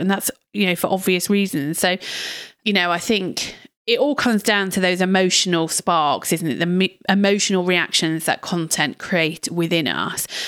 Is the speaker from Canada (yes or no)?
no; United Kingdom; we're terribly British over here